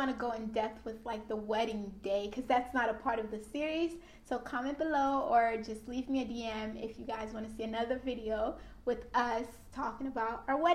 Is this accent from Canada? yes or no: no; Haiti; now in Florida, United States; ever since I came from Haiti to Florida, I've never been anywhere outside of Florida